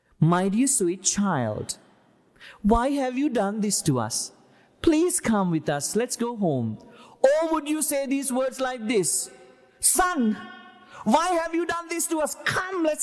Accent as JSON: {"language": "English", "country": "Sri Lanka", "moved": "yes", "lives_now": "United States", "said": "where I am from Sri Lanka"}